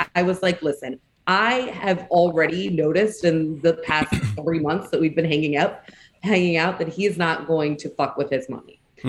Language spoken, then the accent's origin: English; Orange County, California, United States; moved away as an adult; also born or lived in Washington, D.C.; born and raised in Orange County, not quite LA, but, you know, we got our claim to fame when the OC came out.